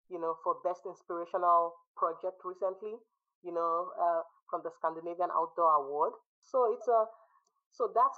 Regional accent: Nigeria; also born or lived in United States; now in Sweden; I grew up in Nigeria. I spent 16 years in the US and I've been in Sweden for over a decade

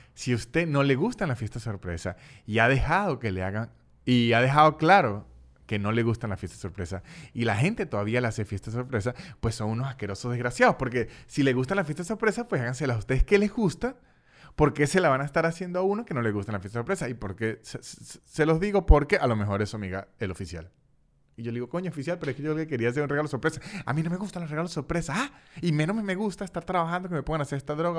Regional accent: San Cristóbal, Táchira, Venezuela; now in Canada; de donde soy yo, de, San Cristóbal

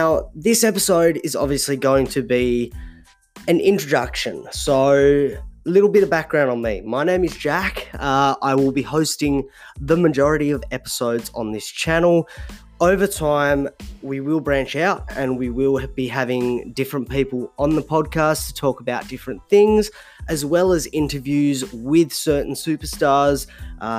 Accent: Tasmania, Australia; So I'm from Tasmania

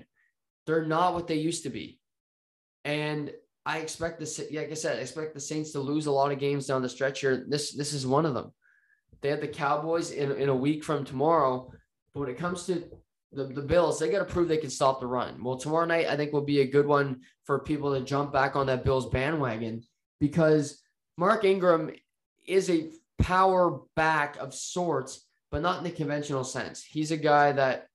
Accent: Canada; I'm a Canadian

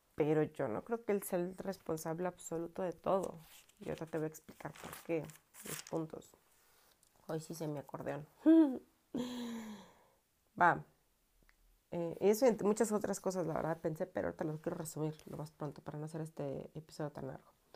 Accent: Mexico; aquí en mi pueblo se ocupan los velorios

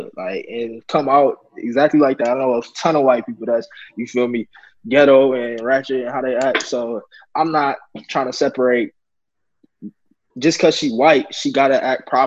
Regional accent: United States; we was born in America.

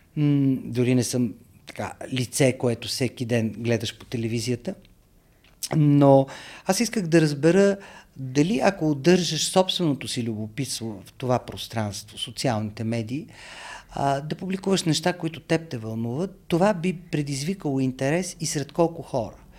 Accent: Sofia, Sofia City, Bulgaria; moved away as an adult; also born or lived in New York; Аз съм роден, израснал в София, много обичам този град

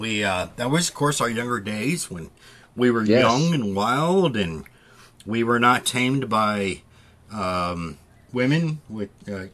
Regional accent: Midwest, United States; I grew up in the Midwest. I don't know. I have one side of my family is from like the central, the north of Midwest, and the other is like south of Midwest.

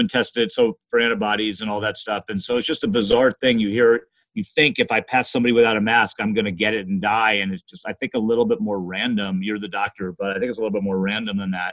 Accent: Los Angeles, California, United States; I grew up in Los Angeles, those old days where you had smog

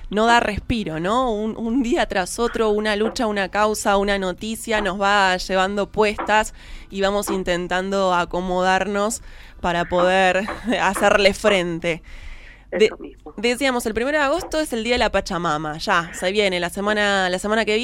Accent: Buenos Aires, Argentina; tenemos paciencia, somos dos porteñas

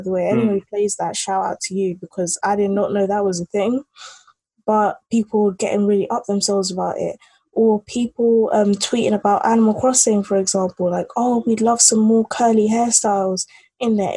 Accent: England, United Kingdom; also born or lived in Nigeria; I'm a Nigerian British, not girl anymore, but like, you know, Nigerian British live in England

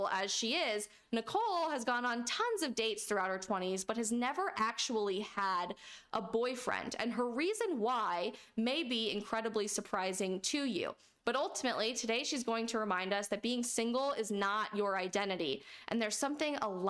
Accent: Arizona, United States; my home state of Arizona

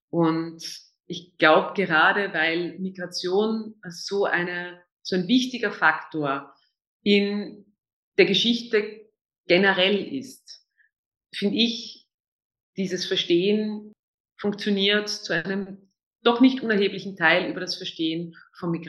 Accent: Vienna, Austria; Also ähm, als Österreicherin, besonders als Wienerin, ist man äh, tatsächlich mit sehr vielen, sehr positiven Vorurteilen konfrontiert

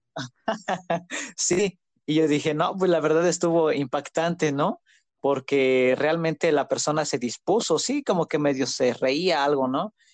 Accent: Zacatlán, Puebla, Mexico; Soy originario de Zacatlán de las Manzanas, Puebla.

